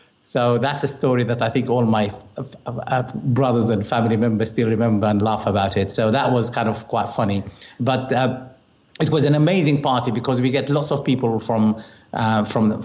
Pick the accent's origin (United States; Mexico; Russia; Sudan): Sudan; Khartoum; now in Surrey, United Kingdom; So I come from Khartoum in Sudan